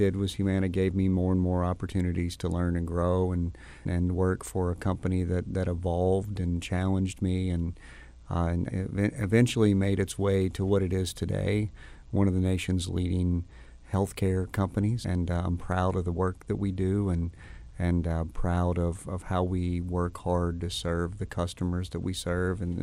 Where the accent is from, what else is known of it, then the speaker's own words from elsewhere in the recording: Louisville, Kentucky, United States; This is my hometown. I was born and raised